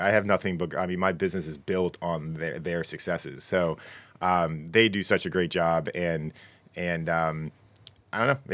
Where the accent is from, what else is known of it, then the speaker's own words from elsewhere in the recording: Connecticut, United States; I'm from Connecticut